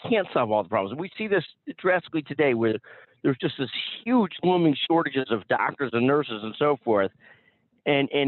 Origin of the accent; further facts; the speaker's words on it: Chicago, Illinois, United States; I grew up in Chicago